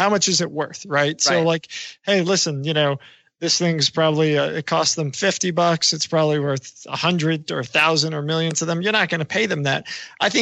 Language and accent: English; New York, United States; I'm a New Yorker.